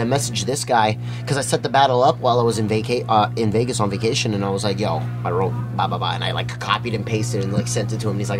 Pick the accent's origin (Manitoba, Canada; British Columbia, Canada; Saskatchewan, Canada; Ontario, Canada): Ontario, Canada; Toronto; my hometown.